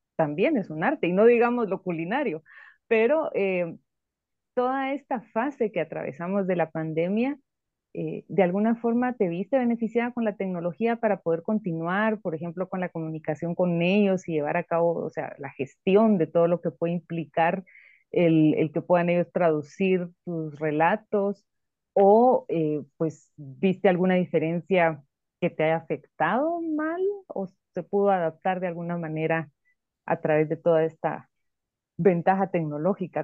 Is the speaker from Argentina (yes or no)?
no; Guatemala; Nosotros como guatemaltecos